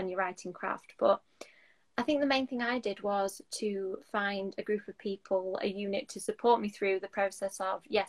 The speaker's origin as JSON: {"language": "English", "town": "Doncaster", "region": "Yorkshire and the Humber", "country": "United Kingdom", "said": "I'm from Doncaster in South Yorkshire"}